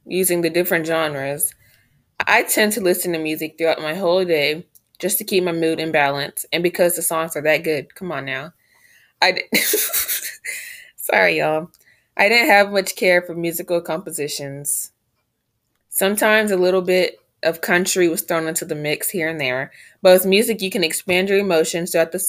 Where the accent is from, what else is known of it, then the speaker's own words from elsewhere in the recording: Texas, United States; my home state, Texas